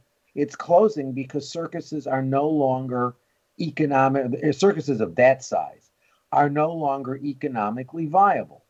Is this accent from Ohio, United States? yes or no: no; New York, United States; when I was a kid growing up in New York